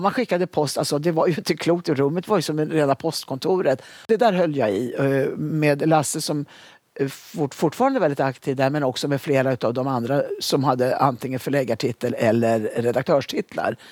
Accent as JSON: {"language": "Swedish", "town": "Sundsvall", "region": "Västernorrland County", "country": "Sweden", "tie": "born or raised there", "moved": "as an adult", "lives_now": "Stockholm, Sweden", "said": "Jag hade flyttat ner till Stockholm från Sundsvall där jag hade, gått, eh, jag hade bott under uppväxten"}